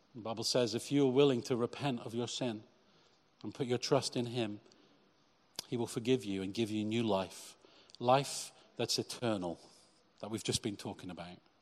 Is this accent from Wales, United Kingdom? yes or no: no; Cheltenham, South West England, United Kingdom; my church in Cheltenham growing up